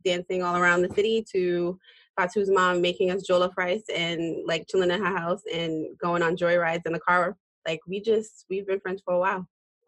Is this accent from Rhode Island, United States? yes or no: yes; Rhode Island, United States; moved away as an adult; also born or lived in Georgia; I am from Rhode Island originally. Lived in Georgia for almost 10 years away from my family and friends, but then I came back.